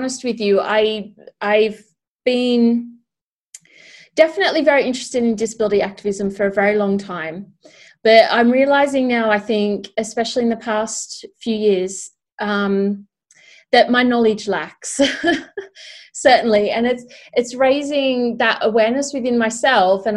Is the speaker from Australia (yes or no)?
yes; Australia; now in United Kingdom; I'm Australian, but I live in the UK. And as someone with this kind of experience where I'm Australian who's living in a country that's completely different to what I grew up in, but then I'm looking back into a country that I did grow up